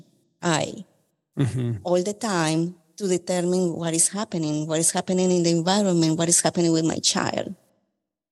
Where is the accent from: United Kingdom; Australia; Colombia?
Colombia; now in Memphis, United States; I am from Colombia.